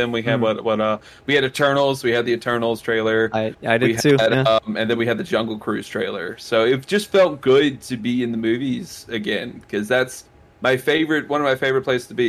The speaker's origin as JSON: {"language": "English", "region": "Louisiana", "country": "United States", "said": "Everyone knows I'm from Louisiana."}